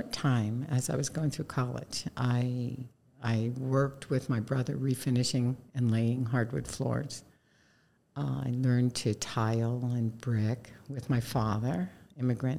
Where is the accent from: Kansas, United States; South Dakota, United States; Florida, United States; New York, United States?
New York, United States; moved away; also born or lived in Bend, Oregon / Alaska / Southern California / Spokane; I grew up in New York in a family home with half a dozen adults and several dozen children in a 1,200-foot house.